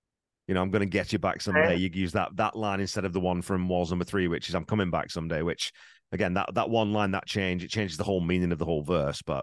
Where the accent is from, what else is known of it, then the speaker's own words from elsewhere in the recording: England, United Kingdom; moved away; I grew up in England